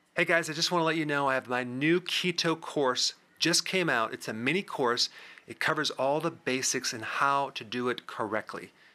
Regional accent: Wisconsin, United States; I'm from Wisconsin

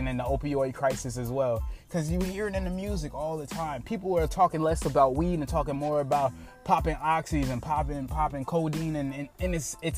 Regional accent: United States; I am an American citizen

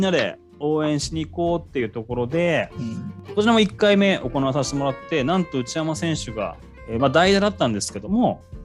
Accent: Kamiichi, Toyama, Japan; now in Tokyo, Japan; あの私も上市出たいなって思ってる時期もあって、まあ、上京したっていう経緯もあるんですけどやっぱりどっかこう上市のことが心にあって

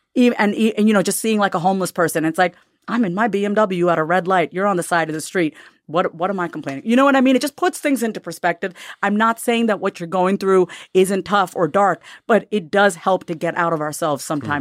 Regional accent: United States; also born or lived in India (ancestry); they all know we're American. We're dressed in American clothes. I'm Indian, but they know we're from the West

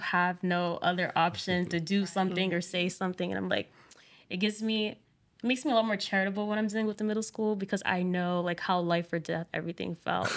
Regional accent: Providence, Rhode Island, United States; I'm from Providence, Rhode Island.

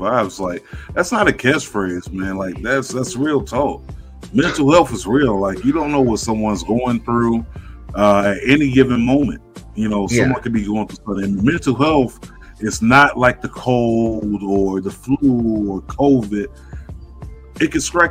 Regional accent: South Florida, United States; I grew up in South Florida.

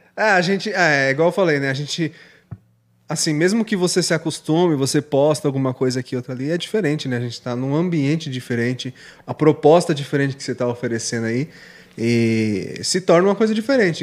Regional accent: Suzano, São Paulo, Brazil; also born or lived in Ferraz de Vasconcelos; Eu sou nascido em Suzano.

